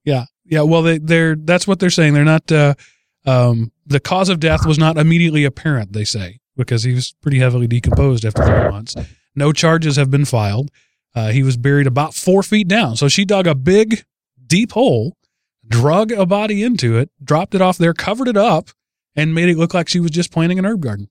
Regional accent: Texas, United States; I'm from Texas

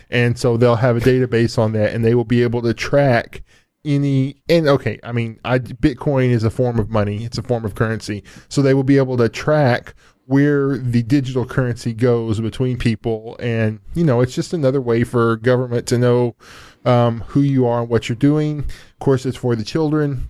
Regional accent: United States; I, I'm an American. I'm, I'm an American first and a world citizen second

